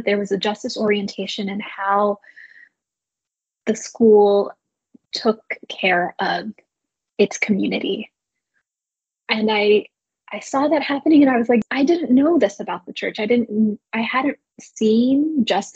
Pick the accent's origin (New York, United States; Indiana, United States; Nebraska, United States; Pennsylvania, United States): New York, United States; New York City; moved away as an adult; now in San Francisco, United States; I'm originally from New York City area. I grew up on the East Coast